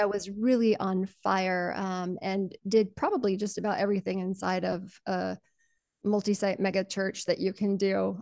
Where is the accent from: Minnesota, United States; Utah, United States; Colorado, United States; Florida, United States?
Colorado, United States; also born or lived in Panama Canal Zone; I'm also a Colorado farm girl, and I was born in the Panama Canal Zone